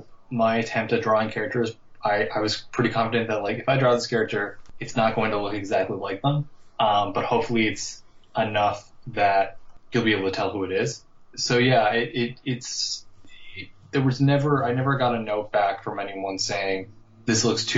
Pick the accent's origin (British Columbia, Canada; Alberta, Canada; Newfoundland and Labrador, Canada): Newfoundland and Labrador, Canada; I'm from Newfoundland, and there's not a whole lot of people who work in comics here